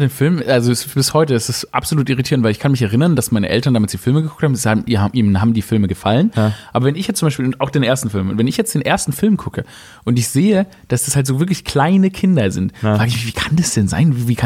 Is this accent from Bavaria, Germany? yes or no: no; Baden-Württemberg, Germany; Ich komme ja aus dem Schwabenland. Im Schwabenland sagen alle, sagen so, gab es so viele Lehrerinnen, die einfach einfach gesagt haben